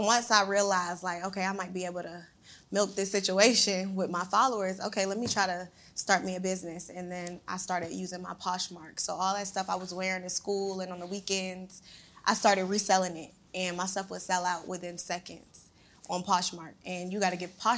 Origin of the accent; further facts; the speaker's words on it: Savannah, Georgia, United States; I'm from Savannah, Georgia. It's a real small town